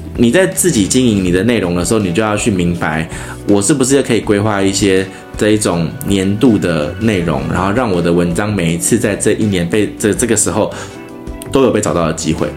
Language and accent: Chinese; Taiwan; 她在我们台湾人的那个心目中